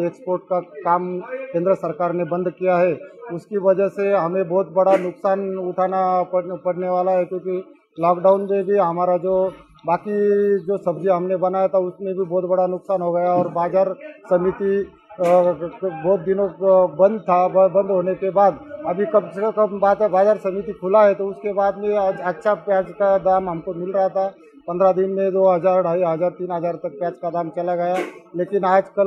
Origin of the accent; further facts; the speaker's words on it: Maharashtra, India; इंदौरी तालुका से … माउड़ी का रहने वाला हूँ